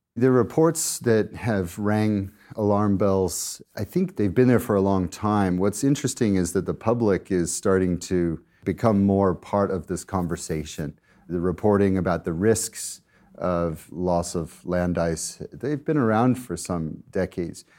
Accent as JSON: {"language": "English", "region": "Colorado", "country": "United States", "tie": "born or raised there", "moved": "yes", "said": "my home state of Colorado in the U S"}